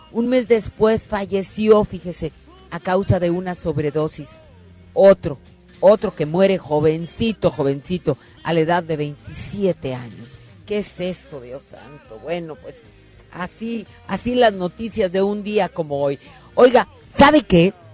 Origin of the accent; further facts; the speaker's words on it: Monterrey, Nuevo León, Mexico; lo hago orgullosísima como buena regia